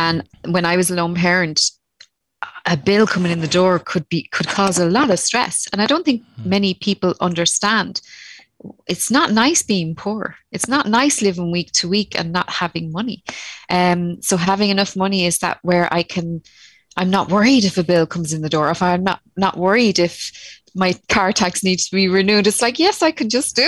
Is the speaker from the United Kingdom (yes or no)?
no; Tallaght, Leinster, Ireland; now in Rosslare Harbour, Ireland; I grew up in Talla